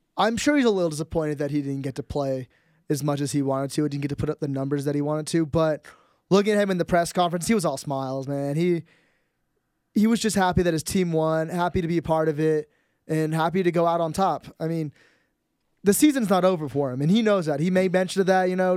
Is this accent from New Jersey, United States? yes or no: no; San Jose, California, United States; growing up in San Jose